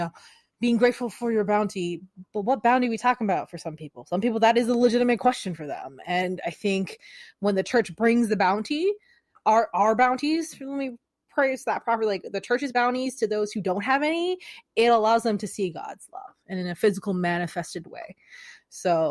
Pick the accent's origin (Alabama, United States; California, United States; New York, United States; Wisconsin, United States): California, United States; West Sacramento; I'm from West Sacramento, California